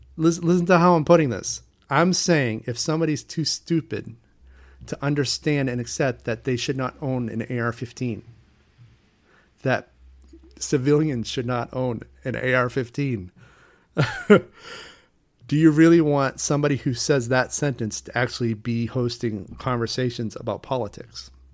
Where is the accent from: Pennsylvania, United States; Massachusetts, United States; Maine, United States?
Maine, United States; Portland; my hometown of Portland, Maine